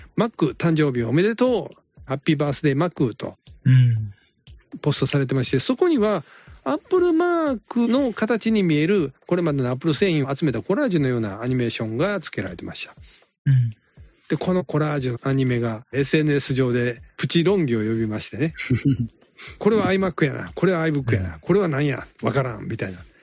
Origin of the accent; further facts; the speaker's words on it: Kansai, Japan; accent: Kansai dialect; 私ら関西弁で喋ってるじゃないですか